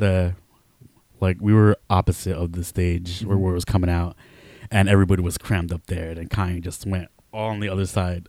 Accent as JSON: {"language": "English", "region": "New Jersey", "country": "United States", "tie": "born or raised there", "moved": "yes", "lives_now": "Texas, United States"}